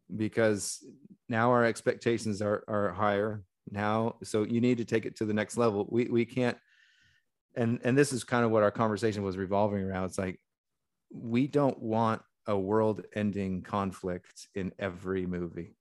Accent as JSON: {"language": "English", "country": "United States", "said": "as a white American who has European ancestry"}